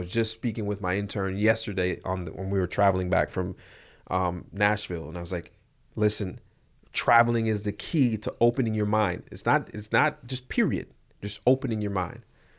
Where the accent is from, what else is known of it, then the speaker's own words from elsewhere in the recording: Jamaica; So I'm from Jamaica.